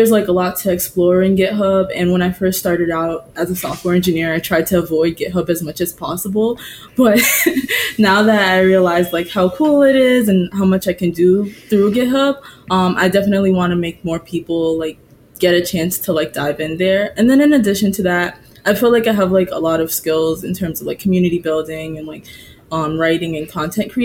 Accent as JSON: {"language": "English", "town": "Boston", "region": "Massachusetts", "country": "United States", "tie": "born or raised there", "also_born_or_lived": "Antigua", "said": "So I live in Boston and I've lived in Boston for most of my life"}